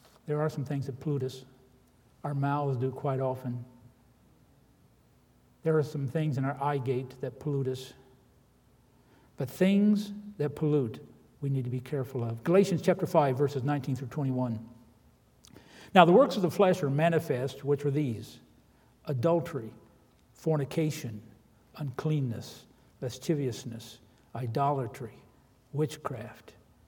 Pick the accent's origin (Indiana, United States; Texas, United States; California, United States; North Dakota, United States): Indiana, United States; moved away as an adult; I was a sheltered boy in Indiana